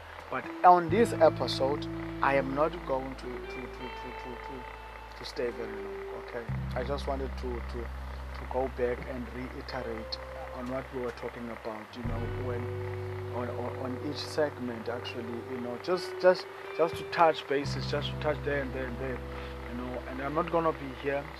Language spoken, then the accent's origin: English; East London, Eastern Cape, South Africa; In the Eastern Cape in South Africa, in a town called East London.